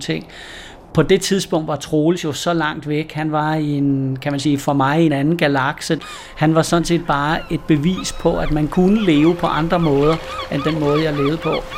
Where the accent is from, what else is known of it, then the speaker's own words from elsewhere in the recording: West Jutland, Central Denmark Region, Denmark; moved away; jeg er bondedreng ude fra Vestjylland dengang